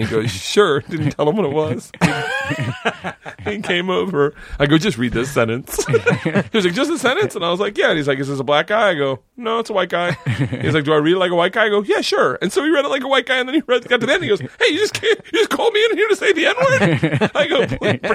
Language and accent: English; the South, United States; we grew up in the South.